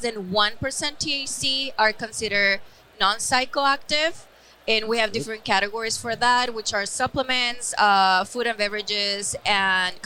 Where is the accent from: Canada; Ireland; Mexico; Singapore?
Mexico; Chihuahua; also born or lived in Colorado; now in Mexico City, Mexico; I'm from Chihuahua, Mexico, and I am based in Mexico City right now